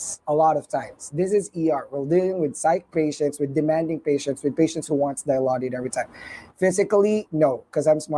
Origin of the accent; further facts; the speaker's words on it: Philippines; English is a second language; moved away; I'm a Filipino